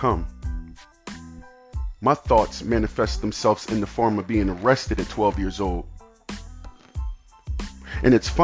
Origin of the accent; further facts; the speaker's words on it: United States; I'm an American kid